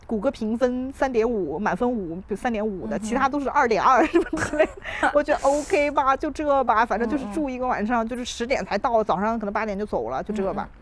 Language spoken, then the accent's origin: Chinese; China; now in Canada; 我们中国人文化里